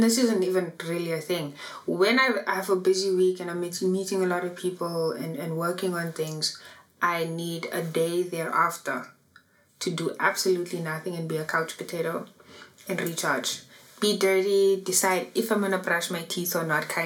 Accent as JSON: {"language": "English", "town": "Johannesburg", "region": "Gauteng", "country": "South Africa", "tie": "born or raised there", "said": "so I am from Annadel"}